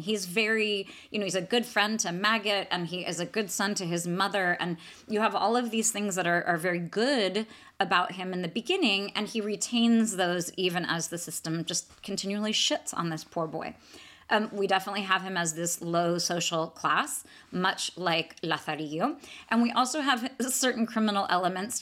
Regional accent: Atherton, California, United States; my hometown of Atherton. So, Atherton, California.

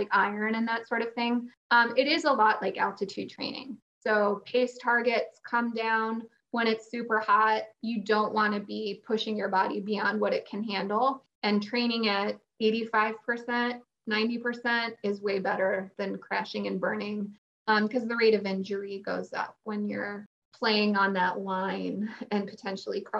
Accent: Chicago suburbs, Illinois, United States; now in Phoenix, United States; I grew up in the Chicago suburbs

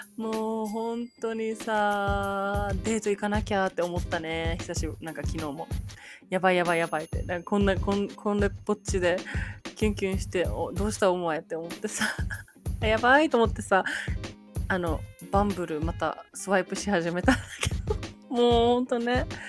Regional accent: Japan; moved away as an adult; now in United States; 生まれも育ちも日本ですよ

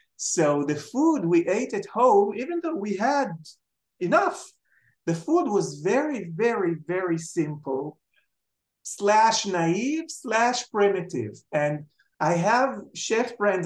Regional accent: Jerusalem, Jerusalem District, Israel; moved away as an adult; also born or lived in Tel Aviv; I was born in Jerusalem and brought up in Jerusalem. I lived in Jerusalem until I finished my um, degree in the Hebrew U. So when I was 25, I left to Tel Aviv

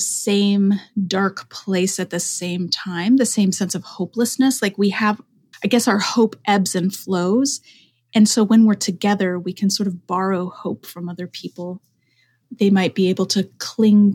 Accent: Denver, Colorado, United States; moved away as an adult; also born or lived in Oregon; I'm from Denver, and Columbine was just a few miles from my neighborhood growing up

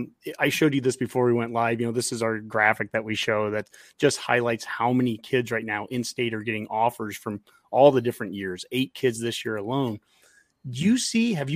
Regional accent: Columbus, Nebraska, United States; also born or lived in Lincoln, Nebraska; I'm from Columbus

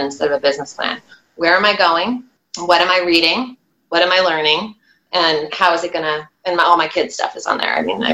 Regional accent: outside of New York City, United States; now in Washington, DC area, United States; I grew up outside of New York City. I live outside of DC.

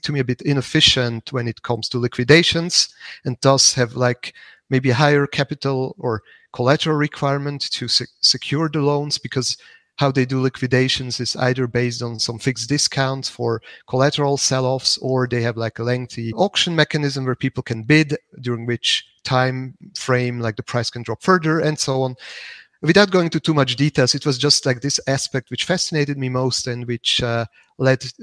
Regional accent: Zug, Switzerland; the canton of Zug, which is my hometown

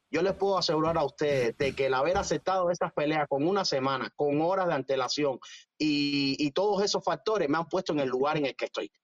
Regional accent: Cuba; yo soy de San Ignacio

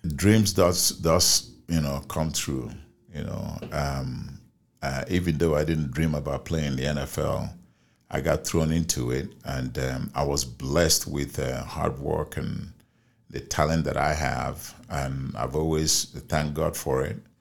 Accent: Nigeria; moved away as an adult; now in United States; my hometown in Nigeria

